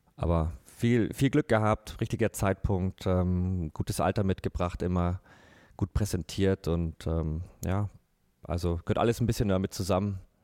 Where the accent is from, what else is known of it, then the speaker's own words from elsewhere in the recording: Bavaria, Germany; bei uns in Bayern